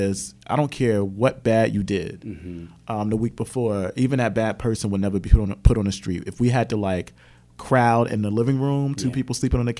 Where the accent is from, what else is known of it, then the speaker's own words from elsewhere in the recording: Camden, New Jersey, United States; I am a child of Camden, New Jersey, and I was born in Camden